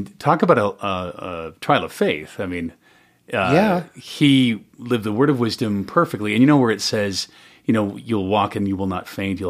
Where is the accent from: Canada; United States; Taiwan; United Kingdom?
United States; Salt Lake City, Utah; born there; You know, I was born in Salt Lake City.